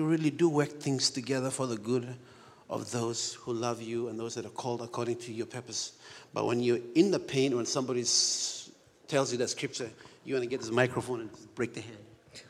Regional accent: Papua New Guinea; I was born and raised in Papua New Guinea. I'm the real George of the jungle.

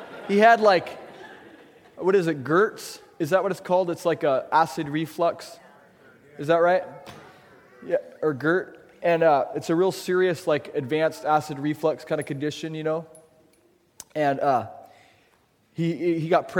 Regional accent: La Grande, Oregon, United States; moved away; I'm from La Grande, Oregon, by the way. Born and raised.

